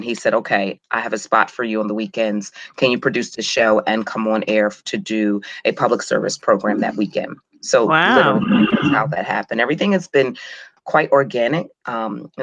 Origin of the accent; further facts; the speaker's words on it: Clayton, New Jersey, United States; I grew up in Southern New Jersey, right outside of Philadelphia, maybe about 15 minutes outside of Philadelphia